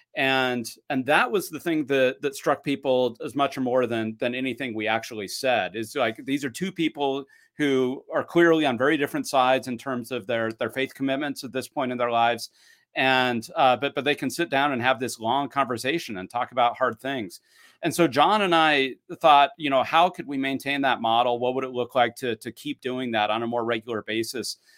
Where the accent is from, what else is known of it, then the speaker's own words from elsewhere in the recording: Utah, United States; also born or lived in Claremont, California / Logan, Utah; born and raised in Utah